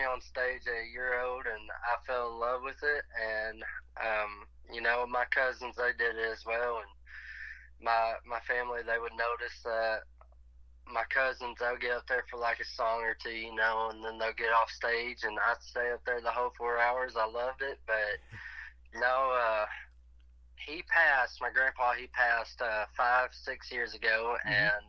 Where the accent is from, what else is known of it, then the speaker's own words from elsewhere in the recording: Batesville, Arkansas, United States; Born and raised. We're from Batesville, Arkansas.